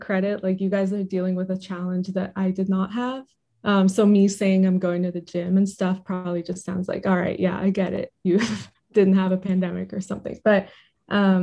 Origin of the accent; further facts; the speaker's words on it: Irvine, California, United States; moved away as an adult; also born or lived in Berkeley; I grew up in Irvine